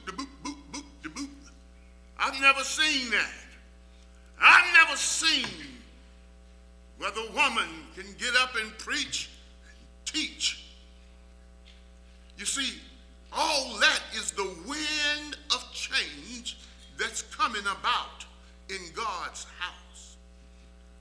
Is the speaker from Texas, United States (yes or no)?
yes; Texas, United States; when I was a small boy growing up in Texas